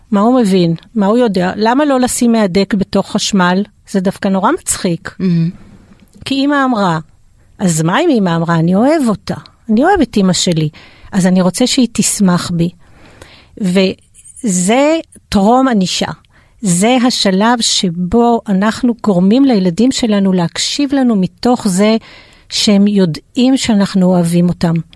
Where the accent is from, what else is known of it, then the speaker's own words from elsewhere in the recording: France; now in Israel; אני גם צרפתייה, אז אה, מאמה